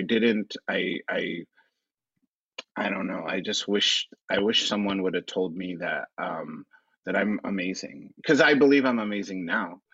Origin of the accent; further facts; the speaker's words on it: Los Angeles, California, United States; also born or lived in Orange County; I am actually born and raised in Los Angeles. I'm an Angelino